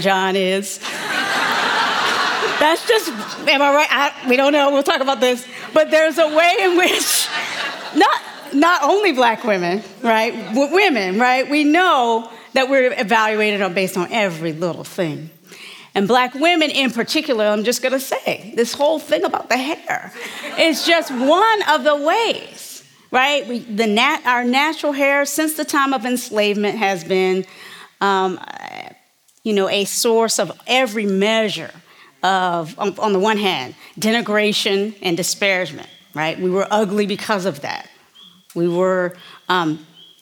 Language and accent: English; United States; growing up in America, born for me, I'll name it 1967